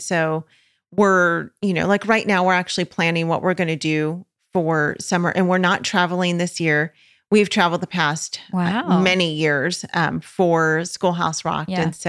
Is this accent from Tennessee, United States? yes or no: no; California, United States; also born or lived in Georgia; You know what's so weird is that we love the beach because we're from California we have always lived near the beach.